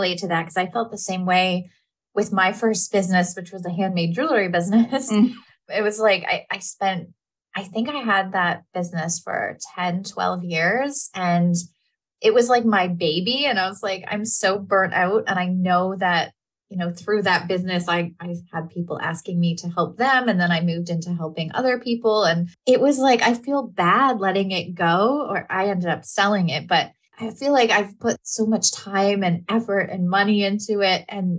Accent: Canada; Yeah. I'm Canadian too.

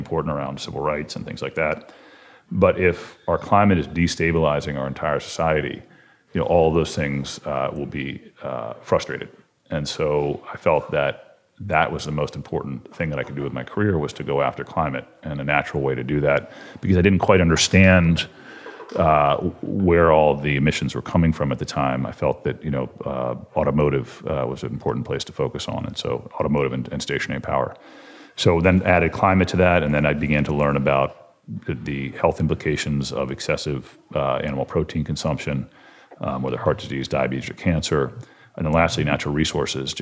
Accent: College Park, Maryland, United States; also born or lived in Washington, D.C. / Maine; I grew up in Washington, D.C. and in College Park, Maryland

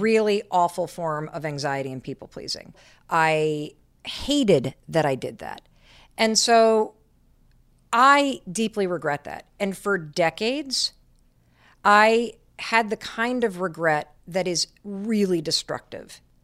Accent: Michigan, United States; moved away as an adult; I grew up in Michigan and I went to Dartmouth

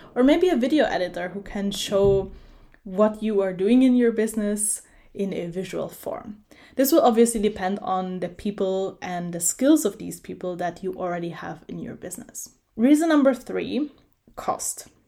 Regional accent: Italy; moved away; I did an internship in a software company in my hometown in Italy

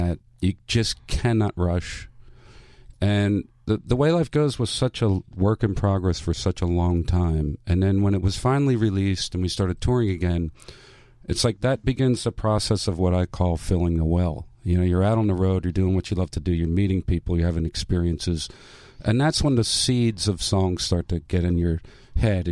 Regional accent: Springfield, Pennsylvania, United States; Springfield, Delaware County. That's where I was born and raised

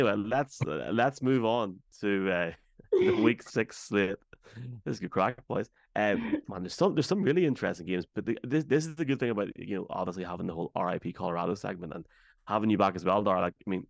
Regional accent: London, United Kingdom; That just shows you how wicked I am from London.

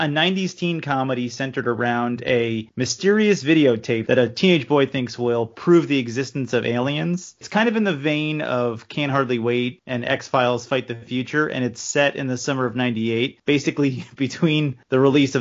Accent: New York City, New York, United States; from Queens

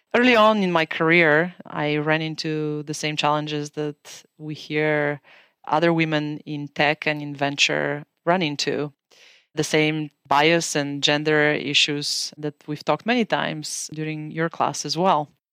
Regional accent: Bulgaria; moved away as an adult; now in United States; As you can tell from my accent, I'm originally from Bulgaria. I was born in a communist country in the family of doctors. My teenage years were spent in a country that was trying to redefine itself into a democracy.

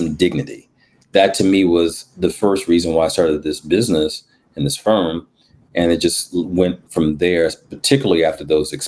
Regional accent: New Jersey, United States; born there; Because I was born in Jersey, so there's something in the water about people from New York.

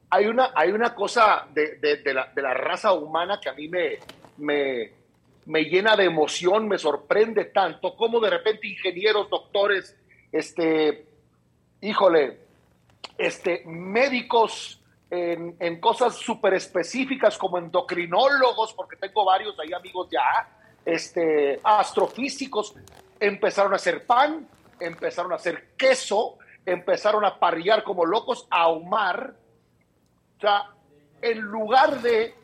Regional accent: Mexicali, Baja California, Mexico; somos, acuérdate acá, los de Mexicali

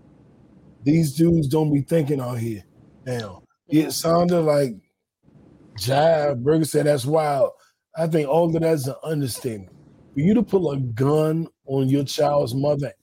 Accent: Washington, District of Columbia, United States; also born or lived in Georgia; in the DC neighborhoods I was raised

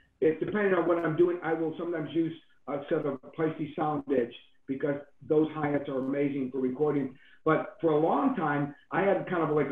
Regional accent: Cleveland, Ohio, United States; I grew up in Cleveland, Ohio

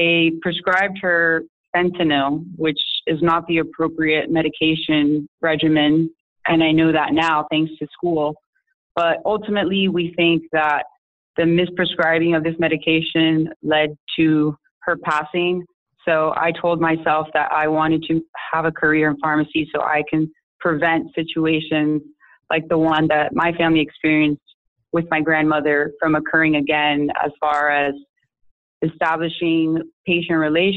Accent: Miami, Florida, United States; moved away as an adult; now in Atlanta, United States; I'm originally from Miami, Florida.

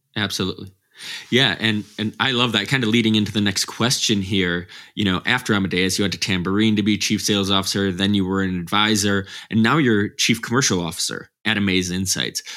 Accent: Midwest, United States; John and I are both from the Midwest

